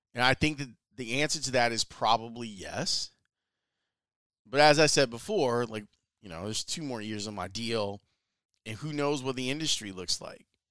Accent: Chicago, Illinois, United States; I've been very lucky to be, spend my entire radio career in my hometown

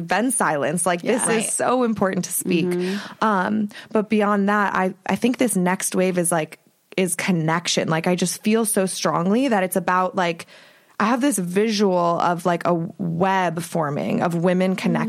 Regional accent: Ohio, United States; now in Los Angeles, United States; I just came back from a week in Ohio where I'm from

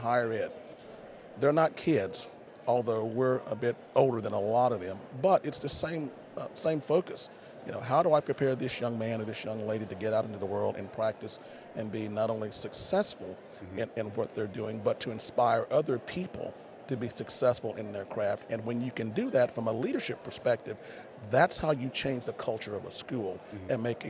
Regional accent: Kilgore, Texas, United States; But I grew up in Kilgore

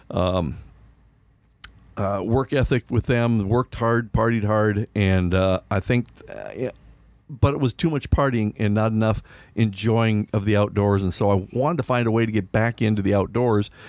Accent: Milaca, Minnesota, United States; I, I grew up, uh, my hometown is Milaca, and we used to go down to the Rum River after we got done with ball practice or a ball game.

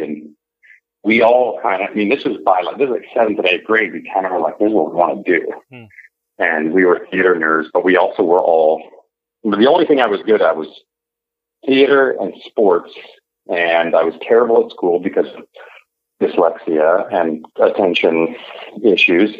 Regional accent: Mercer Island, Washington, United States; also born or lived in Cherry Hill; I grew up in Mercer Island, Washington

